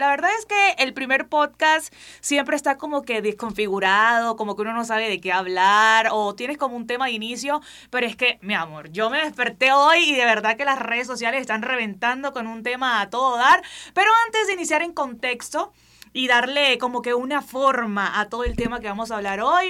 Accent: Barranquilla, Atlántico, Colombia; soy barranquillera, soy colombiana, soy de donde es …

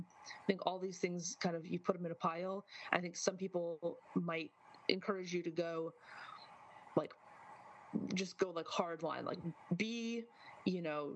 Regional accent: Midwest, United States; I'm from the Midwest, deep cuts in terms of linguistic use

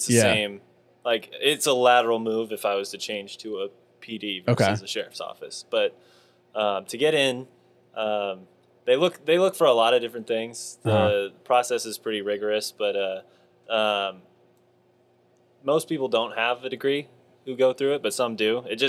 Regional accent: Scotland, United Kingdom; Yeah, I'm Scottish. I'm not noble enough, I guess.

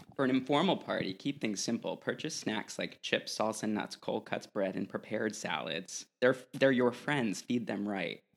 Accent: New England, United States; moved away; I grew up in New England, and there were always these Italian bakeries

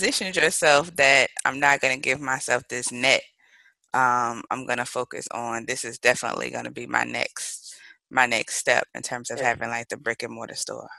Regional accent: Mobile, Alabama, United States; moved away; I am originally from Mobile, Alabama.

